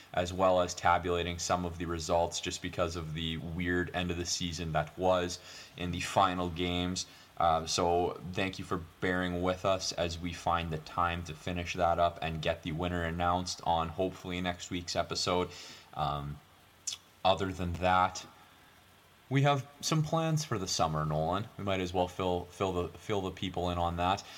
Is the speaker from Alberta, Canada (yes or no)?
no; Newfoundland and Labrador, Canada; I'm from, I'm from Newfoundland.